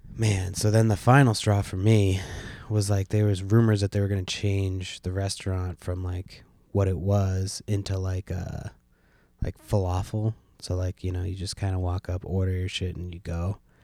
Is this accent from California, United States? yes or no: yes; San Francisco, California, United States; now in Washington State, United States; I was born in San Francisco